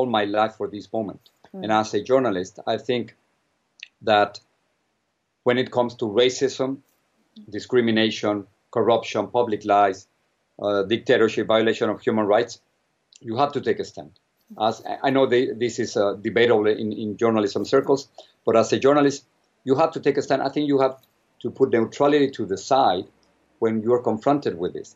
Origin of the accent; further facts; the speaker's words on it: Mexico; moved away as an adult; now in United States; I come from Mexico